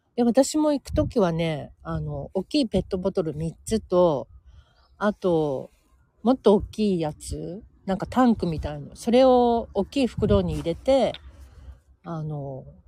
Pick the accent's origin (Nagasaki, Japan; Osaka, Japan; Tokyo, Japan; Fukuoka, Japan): Tokyo, Japan; Senzoku-ike or Nagahara; 東急池上線の、えー、千属池もしくは長原というところで生まれ育っているんですけど、そこもね、ほんとのどかで、あの、都内とは思えないほどのんびりしたいいとこ